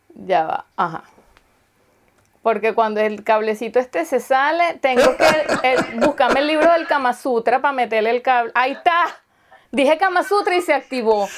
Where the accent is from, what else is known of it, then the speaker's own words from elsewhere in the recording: Venezuela; first language Spanish; now in Germany; yo soy suramericana y soy de Venezuela y tal, y acuérdate que yo, este, mi idioma materno entonces es español